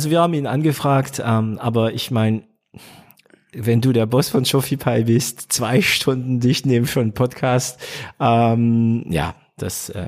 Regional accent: France; natürlich als Franzose normalerweise tendiere ich zu PrestaShop

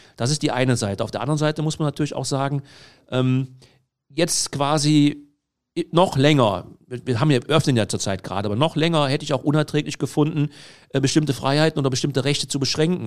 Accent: Heinsberg district, North Rhine-Westphalia, Germany; ich komme aus dem Kreis Heinsberg

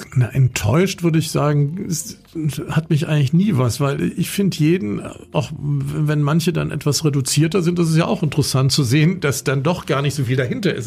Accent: Bonn, North Rhine-Westphalia, Germany; also ich bin in Bonn aufgewachsen

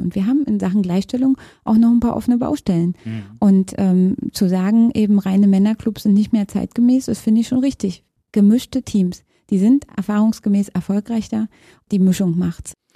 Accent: Fürstenwalde, Brandenburg, Germany; moved away as an adult; also born or lived in Frankfurt (Oder); now in Berlin, Germany; Ich bin geboren in Frankfurt an der Oder, bin dann in der Nähe von Fürstenwalde Spree aufgewachsen, habe in Fürstenwalde mein Abitur gemacht und bin nach dem Abitur nach Berlin gegangen.

